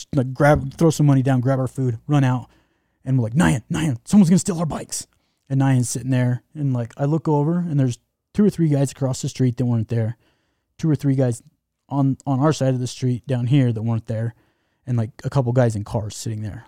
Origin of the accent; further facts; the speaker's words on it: Utah, United States; Utah? You heard of Utah?